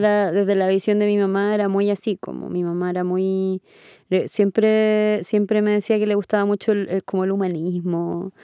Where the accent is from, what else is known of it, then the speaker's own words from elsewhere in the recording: Punta Arenas, Magallanes and Chilean Antarctica, Chile; moved away as an adult; now in Santiago, Chile; yo vengo de Punta Arenas